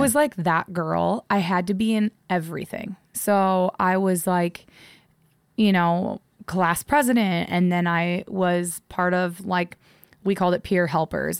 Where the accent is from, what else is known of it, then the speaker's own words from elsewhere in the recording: Midwest, United States; moved away; growing up in the Midwest, like, small town